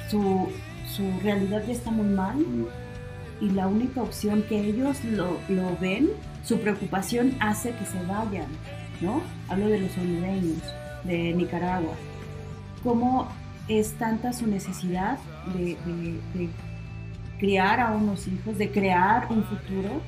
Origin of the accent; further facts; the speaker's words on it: Toluca, State of Mexico, Mexico; yo, ya soy más Toluco.